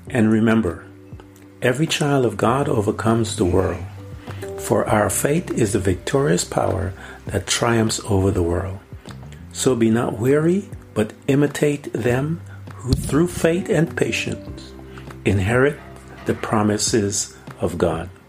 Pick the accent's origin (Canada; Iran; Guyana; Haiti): Guyana; now in United States; I remember when I came from Guyana and I had had to give up my Guyanese citizenship uh, to, in order to become an American citizen.